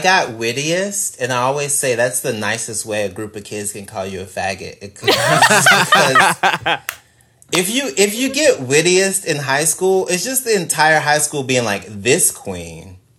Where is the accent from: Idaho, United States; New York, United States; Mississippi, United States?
Mississippi, United States; I'm from Mississippi